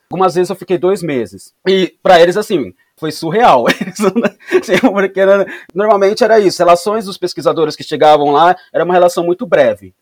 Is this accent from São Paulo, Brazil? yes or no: yes; São Paulo, Brazil; eu sou da cidade, eu nasci e cresci em São Paulo